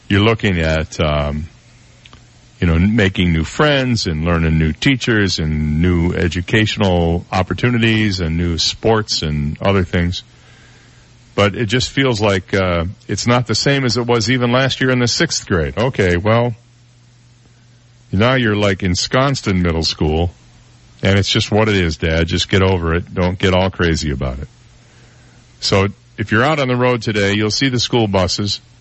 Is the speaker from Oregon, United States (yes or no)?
no; Florida, United States; where are you from? And you say, Florida. And they go, oh, well, do you know so and so? You know, 21 million people in this state, so it might be likely you don't know them.